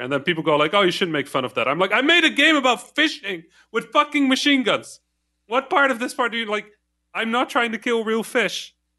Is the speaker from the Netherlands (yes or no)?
yes; Netherlands; first language Dutch, Arabic; English is a second language; moved away; I didn't speak English. I was Dutch. Right, I could speak Dutch and, and Arabic